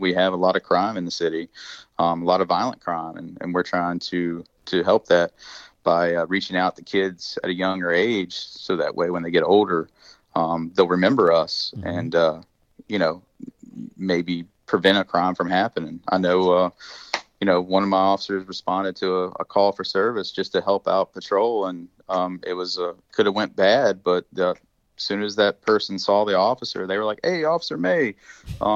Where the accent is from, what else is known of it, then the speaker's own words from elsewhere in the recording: West Virginia, United States; moved away; I'm from West Virginia